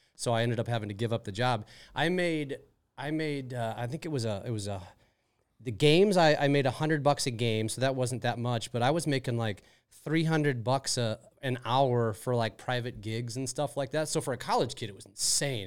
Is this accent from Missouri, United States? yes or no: yes; St. Louis, Missouri, United States; also born or lived in Wisconsin / Minnesota; Moved to Saint Louis when I was about three years old